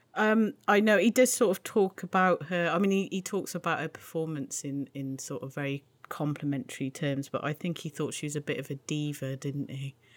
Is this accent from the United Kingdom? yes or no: yes; United Kingdom; I'm British